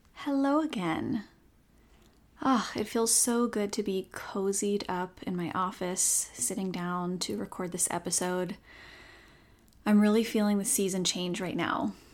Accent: Seattle, Washington, United States; I'm born and raised in Seattle, but have lived elsewhere at different points in my life

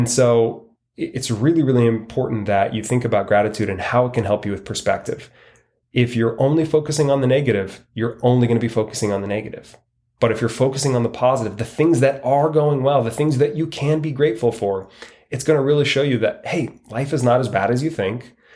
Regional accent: Washington, United States; now in Arizona, United States; living in Arizona, it's sunny almost all the time. And I came from Washington State, which it was gray and put me in a kind of a negative mindset.

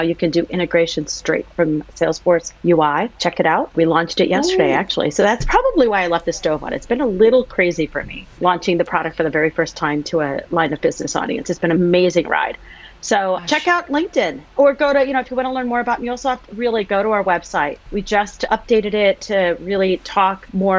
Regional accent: United States; I was born and raised in the US.

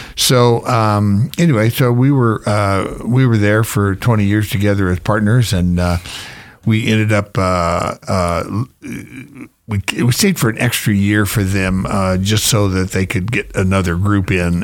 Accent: Florida, United States; moved away as an adult; also born or lived in Georgia / Las Vegas; now in Star, United States; I grew up in Florida

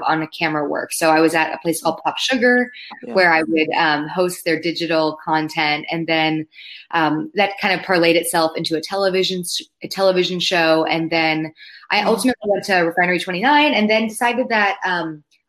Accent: Palos Verdes, California, United States; moved away; I grew up in Southern California with the ocean as my backyard, which I now realize I took for granted because I don't live next to the ocean anymore

